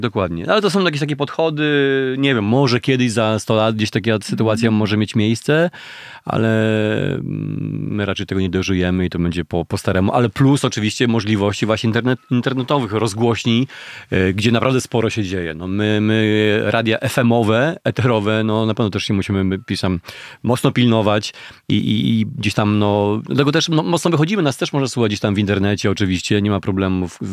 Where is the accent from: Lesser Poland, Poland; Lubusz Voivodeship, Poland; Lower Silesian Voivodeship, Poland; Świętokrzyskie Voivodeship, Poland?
Lubusz Voivodeship, Poland; Gorzów Wielkopolski; now in Warsaw, Poland; w Gorzowie Wielkopolskim, na osiedlu Staszica, skąd pochodzę w ogóle